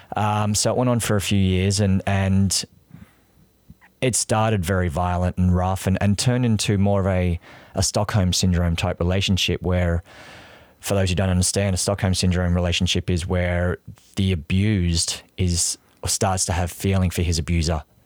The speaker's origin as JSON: {"language": "English", "area": "near Canberra", "region": "New South Wales", "country": "Australia", "tie": "born or raised there", "also_born_or_lived": "Sydney", "accent": "Australian", "moved": "as an adult", "lives_now": "New York, United States", "said": "So I grew up there. I lived in, in, in Canberra."}